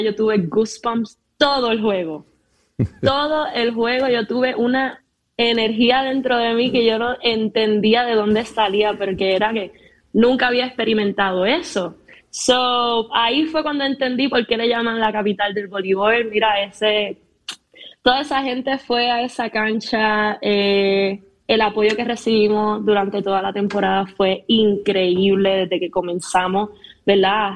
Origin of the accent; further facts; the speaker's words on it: Ponce, Puerto Rico; also born or lived in Corozal; a mi ciudad, a Ponce, donde crecí, nací, me hice